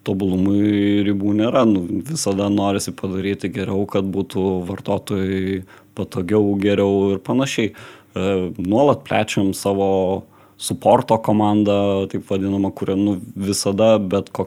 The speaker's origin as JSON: {"language": "Lithuanian", "country": "Lithuania", "said": "Mes lietuviai"}